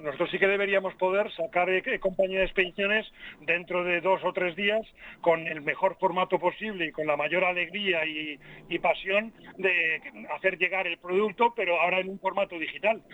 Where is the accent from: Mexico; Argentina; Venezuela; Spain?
Spain; Las Rozas, Community of Madrid; mi pueblecito de las Rozas.